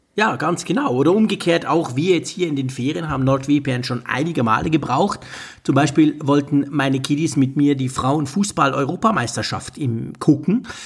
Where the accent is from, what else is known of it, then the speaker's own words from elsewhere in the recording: Switzerland; ich als Schweizer